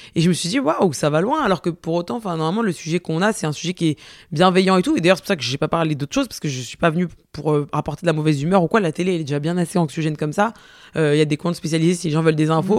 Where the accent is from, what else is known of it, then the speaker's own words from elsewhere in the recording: Marseille, Provence-Alpes-Côte d'Azur, France; je suis marseillaise